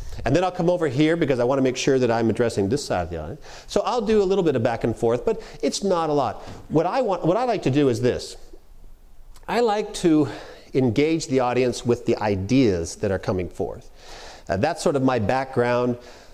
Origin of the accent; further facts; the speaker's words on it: Canada; accent: Canadian; When I'm up in Canada, which is where I'm from, I'm Canadian. I don't know if you've picked it up at all. I tend to drop my Canadian accent when I'm up talking for the most part.